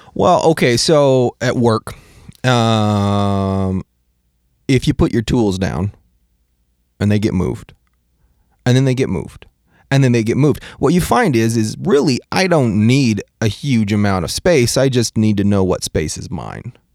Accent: Washington, United States; moved away; also born or lived in California; I am from Washington

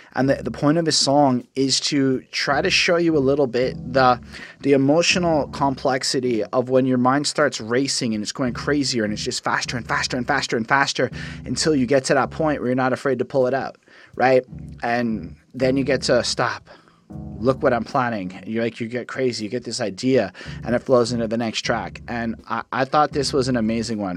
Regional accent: Canada; I'm a Canadian liberal

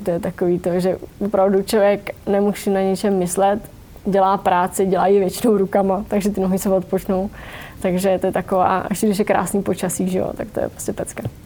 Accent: Vysočina Region, Czechia; u nás na Vysočině

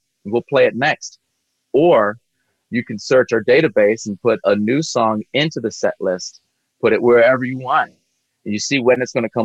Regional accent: Gulf Coast of Mississippi, United States; originally I'm from the Gulf Coast of Mississippi. So I grew up on the Gulf Coast

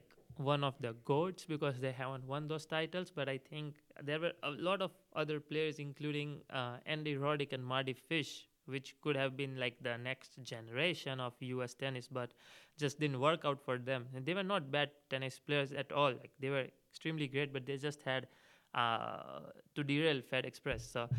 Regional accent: India; So for 15 years of my life, I only seen Roger Rafa or either Novak towards the later part playing in the finals.

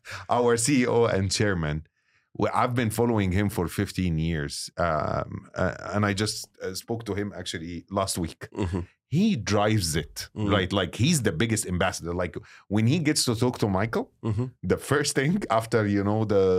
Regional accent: Egypt; And as Egyptian, you know, I was very proud that my home country is hosting it.

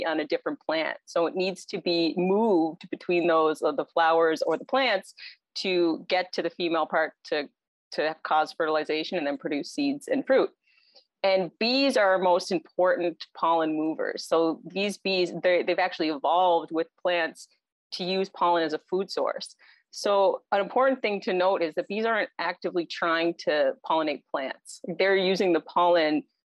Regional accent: Cape Breton, Nova Scotia, Canada; moved away as an adult; also born or lived in Halifax; now in Alberta, Canada; I'm originally from Cape Breton. I think all of us end up in Alberta at some point or other from out east.

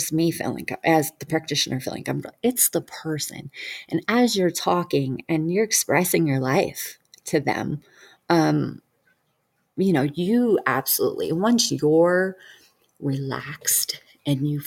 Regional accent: Detroit, Michigan, United States; moved away; I'm originally from Detroit, Michigan.

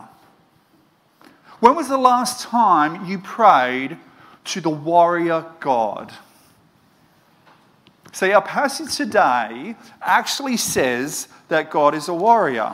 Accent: Moree, New South Wales, Australia; Where I grew up in Moree

